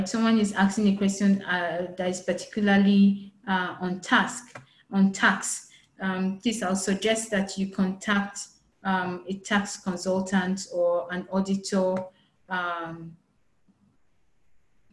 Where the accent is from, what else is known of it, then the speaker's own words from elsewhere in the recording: Nigeria; as Nigerians